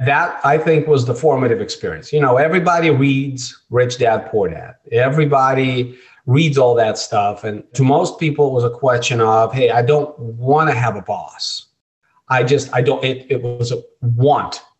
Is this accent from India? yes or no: no; Russia; moved away; I was born in Russia, and I was a scrawny little Jewish kid in Russia